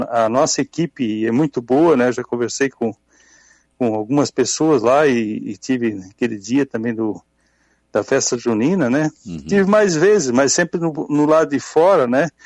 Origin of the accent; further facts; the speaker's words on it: Forquilhinha, Santa Catarina, Brazil; moved away; sou natural de Forquilinha, fiquei uhum. quase 50 anos fora